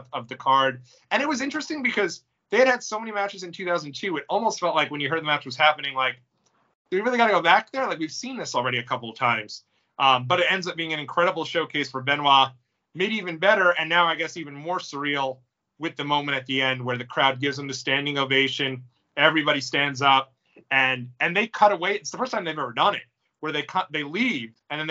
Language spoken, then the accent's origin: English; New York, United States; being a New Yorker